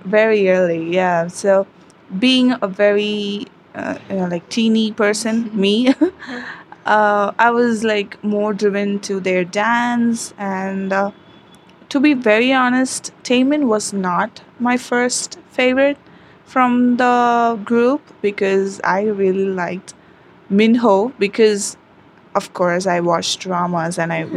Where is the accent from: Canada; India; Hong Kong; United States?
India; I am from India